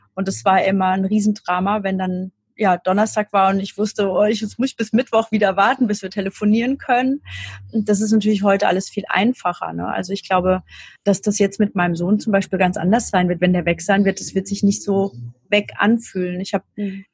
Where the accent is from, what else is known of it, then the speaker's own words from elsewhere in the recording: near Darmstadt, near Frankfurt, Hesse, Germany; ich habe immer hier gelebt in der Nähe von Darmstadt, also bei Frankfurt